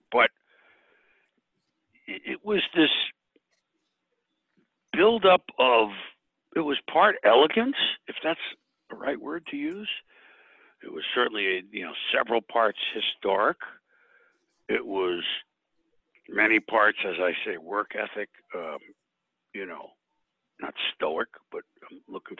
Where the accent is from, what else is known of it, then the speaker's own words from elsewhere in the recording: Connecticut, United States; I grew up in Connecticut, which is between New York and Boston